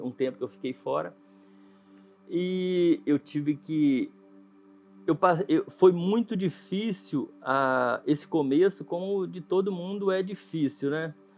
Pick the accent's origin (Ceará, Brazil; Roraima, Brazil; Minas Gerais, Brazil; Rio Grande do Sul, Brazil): Minas Gerais, Brazil; Jequeri; Jiquiri, Minas Gerais. Uma cidadezinha bem no interior mesmo, lá da. A cidade mais próxima, assim, conhecida é Ponte Nova